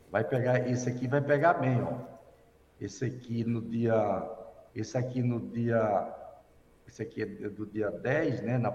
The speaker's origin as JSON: {"language": "Portuguese", "town": "Campina Grande", "region": "Paraíba", "country": "Brazil", "tie": "born or raised there", "said": "Lá na minha terra, lá da Paraíba, Alex, lá em Campina Grande."}